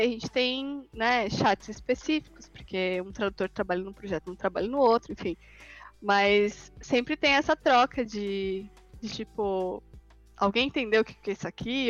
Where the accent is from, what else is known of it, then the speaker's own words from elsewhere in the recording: Brazil; eu sinto isso como brasileira